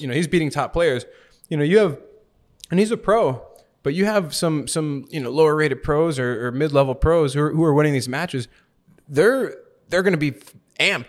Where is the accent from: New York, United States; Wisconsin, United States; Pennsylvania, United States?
Wisconsin, United States; Milwaukee; moved away as an adult; also born or lived in Romania; now in Florida, United States; I'm from Milwaukee, Wisconsin, and I've been living in Florida for about the past ten years.